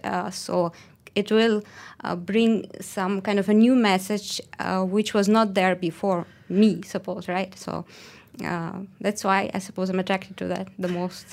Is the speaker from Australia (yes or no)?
no; Russia; moved away as an adult; now in Malaysia; I'm from Russia. I've been here, um, a bit more than one year